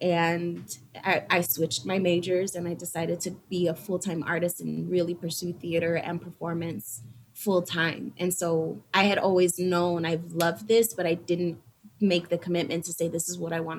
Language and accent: English; United States; growing up in Humble Park, you always see performances.